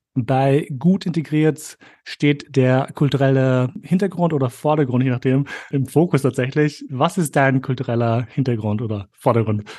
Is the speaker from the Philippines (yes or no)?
no; Austria